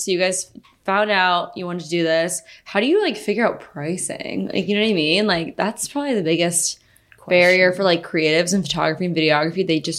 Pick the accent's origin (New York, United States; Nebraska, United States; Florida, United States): Nebraska, United States; I'm from Nebraska.